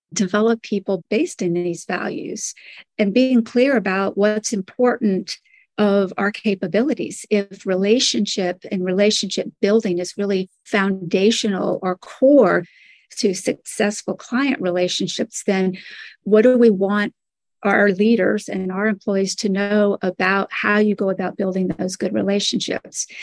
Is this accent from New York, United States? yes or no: no; Birmingham, Alabama, United States; now in Washington, D.C., United States; I grew up actually in the South in Birmingham, Alabama. I eventually made my way to the Washington, D.C. area where I live now.